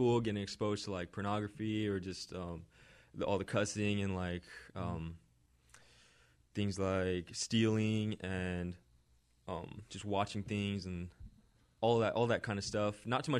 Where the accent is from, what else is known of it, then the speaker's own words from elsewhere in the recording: California, United States; I grew up in Orange County, California.